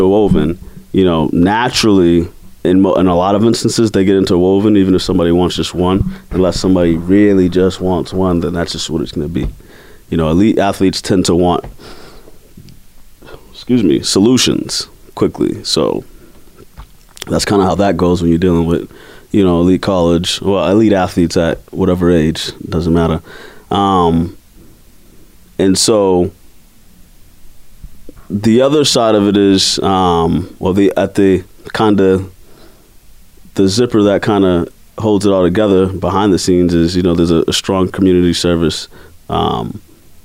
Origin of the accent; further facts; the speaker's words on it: Boston, Massachusetts, United States; I'm from Mattapan, Dorchester, Roxbury